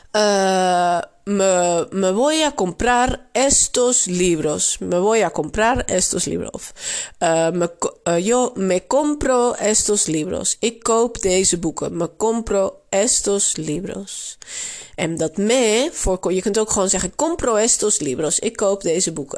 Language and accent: Dutch; Netherlands; accent: Dutch; also born or lived in Barcelona, Spain; je zult zeker ook mijn Nederlands accent horen